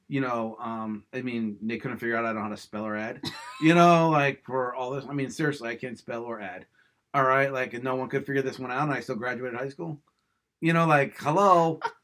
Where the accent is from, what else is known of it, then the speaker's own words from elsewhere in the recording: Levittown, Pennsylvania, United States; also born or lived in Central Bucks, Pennsylvania; we grew up in Levittown